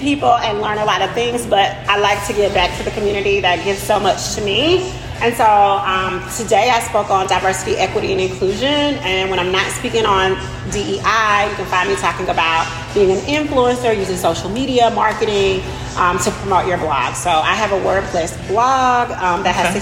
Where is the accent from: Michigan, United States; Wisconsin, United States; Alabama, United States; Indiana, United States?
Alabama, United States; Birmingham; now in Asheville, United States; I am originally from Birmingham, Alabama